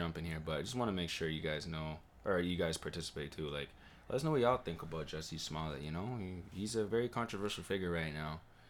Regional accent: Toronto, Ontario, Canada; born or raised there

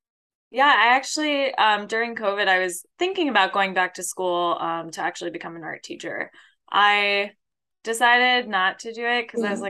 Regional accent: Metairie, Louisiana, United States; born there; So I was born in Metairie.

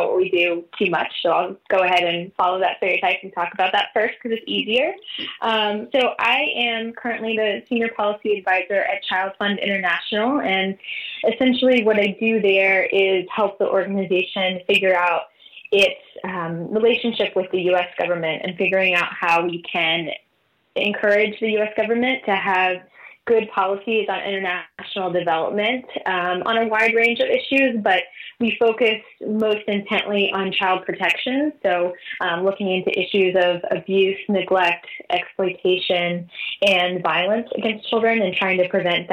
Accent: Virginia Beach, Virginia, United States; now in Washington, D.C., United States; I grew up in Virginia Beach, Virginia

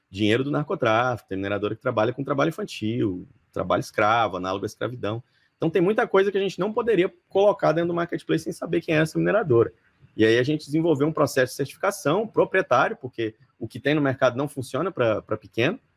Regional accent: Palmas, Tocantins, Brazil; now in São Paulo, Brazil; eu sou de Tocantins, né? Conforme eu mencionei, eu sou de Palmas Tocantins, me formei lá.

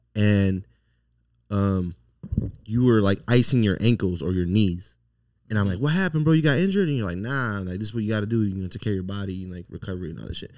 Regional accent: Las Vegas, Nevada, United States; also born or lived in Los Angeles; was raised here, but I was born in L

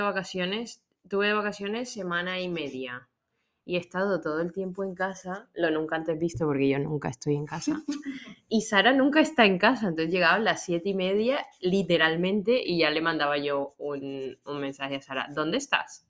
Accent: Colombia; moved away as an adult; now in Spain; yo soy de Locombia

